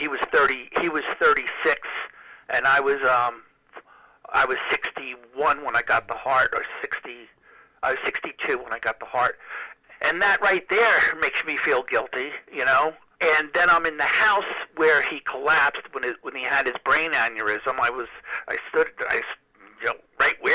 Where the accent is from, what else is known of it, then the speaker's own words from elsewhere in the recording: New York, United States; I was from New York